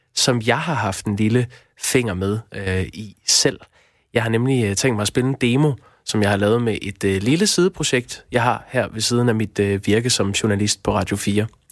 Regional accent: Aarhus, Central Denmark Region, Denmark; jeg er vokset op i Aarhus, og det fremgår måske nok.

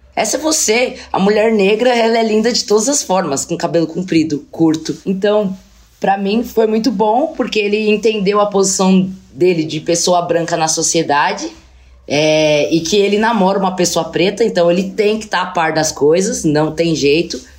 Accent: Brazil; also born or lived in Russia; como brasileira, ser a única mulher preta do time

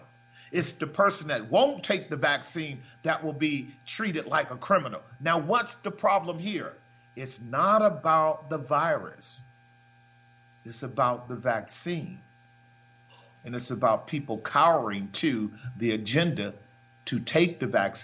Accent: United States; I'm an American

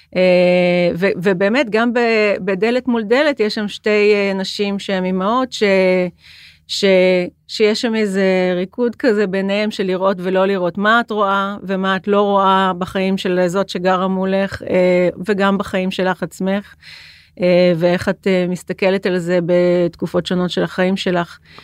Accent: Jerusalem, Jerusalem District, Israel; now in Tel Aviv, Israel; אני ירושלמית, ואני גרה בתל אביב

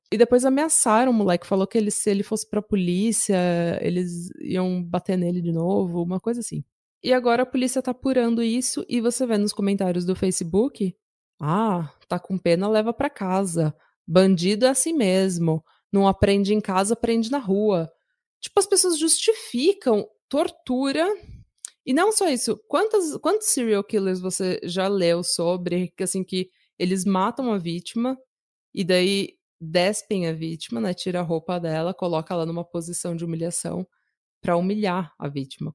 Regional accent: Brazil; moved away as an adult; now in Norway; eu sou brasileira, mas moro na Noruega há 10 anos.

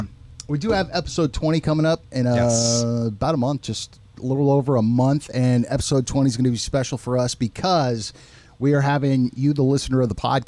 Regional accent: San Diego, California, United States; From my hometown of San Diego

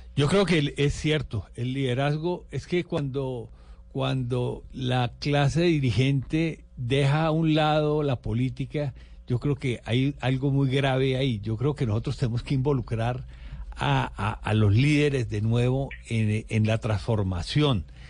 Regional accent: Valle del Cauca, Colombia

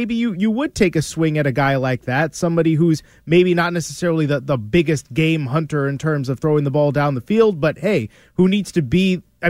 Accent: Chicago, Illinois, United States; I grew up in Chicagoland, so I was I was a big White Sox fan and all that.

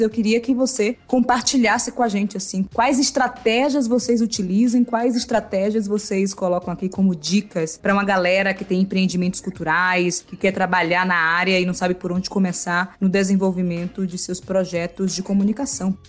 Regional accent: Salvador, Bahia, Brazil; eu sou de Salvador, que eu nasci num bairro grudado no de Maurício, chamado Nordeste de Amaralina

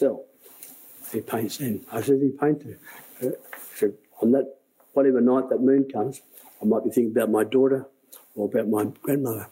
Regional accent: Bourke, New South Wales, Australia; the old people I grew up with in Bourke

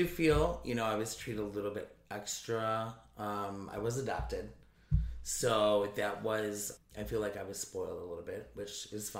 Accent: Naperville, Illinois, United States; I grew up in Naperville.

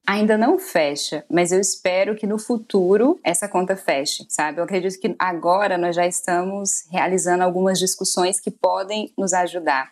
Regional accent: Maranhão, Brazil; moved away as an adult; also born or lived in Goiânia; Eu sou do Maranhão, fui cursar jornalismo em Goiânia

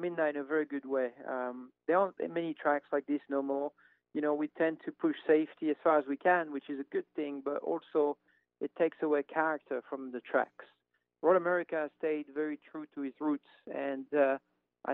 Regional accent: France; moved away; I grew up in France

